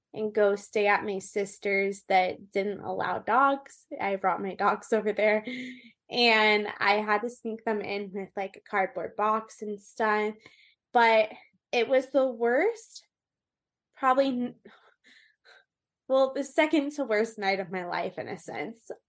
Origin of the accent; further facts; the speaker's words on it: Orange County, California, United States; also born or lived in Austin, Texas / Colorado / Las Vegas; I am from Orange County, California. I was raised really kind of everywhere in Orange County